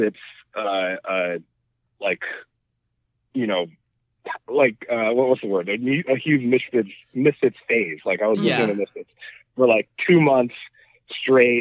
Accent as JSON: {"language": "English", "town": "New York City", "region": "New York", "country": "United States", "tie": "born or raised there", "said": "born and raised in Brooklyn"}